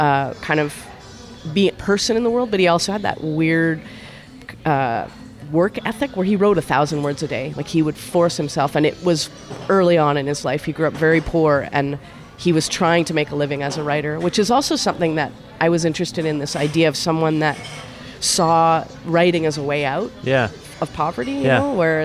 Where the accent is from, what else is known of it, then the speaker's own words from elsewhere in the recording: Winnipeg, Manitoba, Canada; Well, and we're from Winnipeg, right? Like, we know the cold, and we brought our big parkas with us